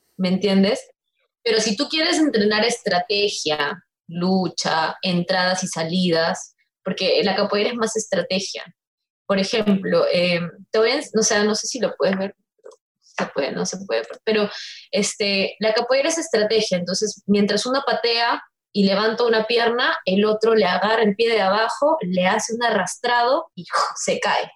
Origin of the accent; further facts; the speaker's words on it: Peru; soy la única peruana